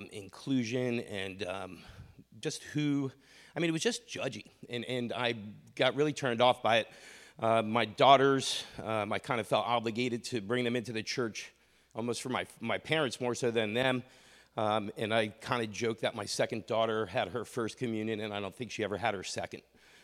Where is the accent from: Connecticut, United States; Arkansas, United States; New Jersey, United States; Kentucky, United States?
New Jersey, United States; Yeah, so I grew up in North Jersey, raised Catholic